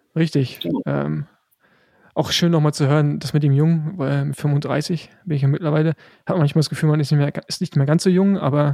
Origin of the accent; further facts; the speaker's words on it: Rostock, Mecklenburg-Vorpommern, Germany; also born or lived in Girona, Spain; als äh, Rostocker